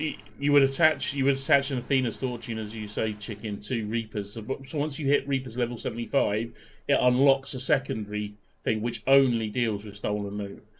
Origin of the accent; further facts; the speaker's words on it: United Kingdom; I'm British